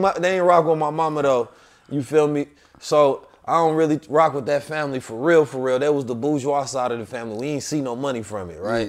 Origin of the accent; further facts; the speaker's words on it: St. Louis, Missouri, United States; also born or lived in Oakland; I'm Saint Louis and Oakland, so I got that revolutionary spirit too, not just the country